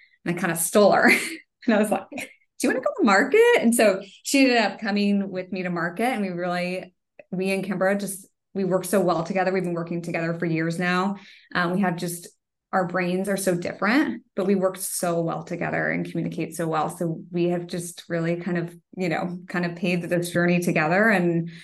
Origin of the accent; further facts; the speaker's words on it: Kansas City, United States; moved away as an adult; also born or lived in Denver, Colorado; I grew up in Kansas City and then we went to Denver for 10 years. And then I came back